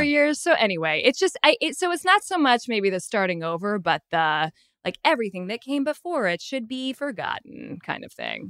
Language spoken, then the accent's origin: English; San Francisco, California, United States; now in South Pasadena, United States; I am currently in South Pasadena, but I'm originally from San Francisco